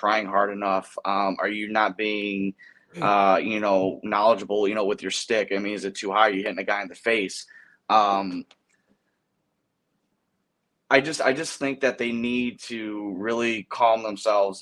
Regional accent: Chicago, Illinois, United States; I'm from Chicago

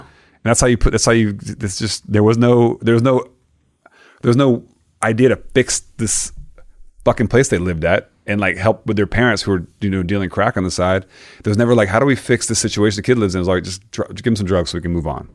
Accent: Florida, United States; moved away; also born or lived in Mississippi; Growing up in Florida

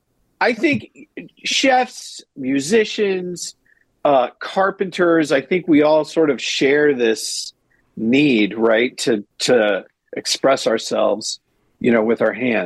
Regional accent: Detroit, Michigan, United States; born there; I was born in Detroit, so maybe I just got sold.

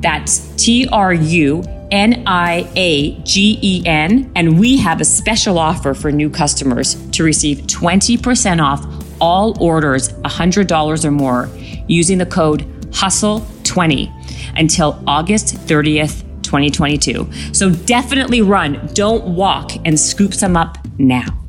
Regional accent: Canada; I'm from Canada.

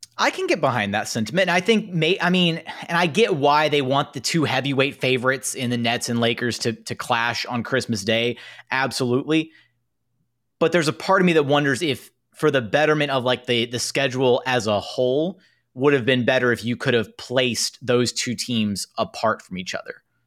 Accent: Houston, Texas, United States; I'm from Houston.

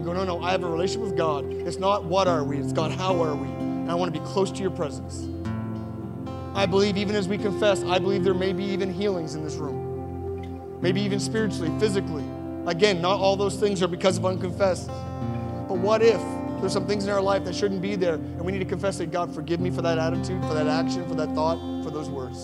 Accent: Sackville, Nova Scotia, Canada; also born or lived in Spryfield; Sackville, where I grew up. I was born in Spryfield and grew up in Sackville

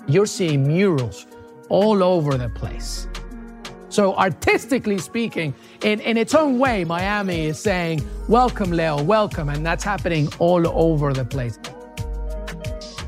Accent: England, United Kingdom; also born or lived in Peru; now in United States; I'm Peruvian, but I grew up in England and now I'm in the US

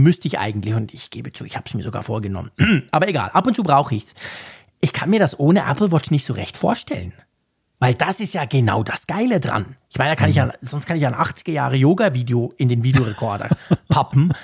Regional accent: Switzerland; wir in der Schweiz

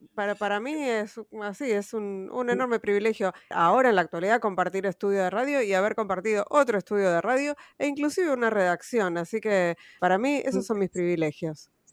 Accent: Argentina; yo así como argentino

